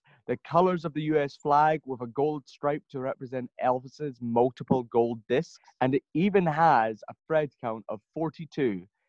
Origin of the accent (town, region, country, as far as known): Scotland, United Kingdom